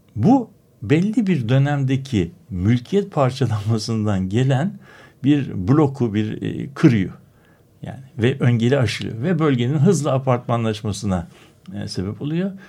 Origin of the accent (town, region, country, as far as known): Istanbul, Turkey; born or raised there